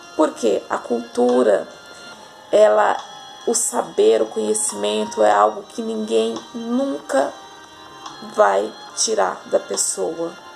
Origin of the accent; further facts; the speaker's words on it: São Paulo, Brazil; eu moro aqui desde muito pequena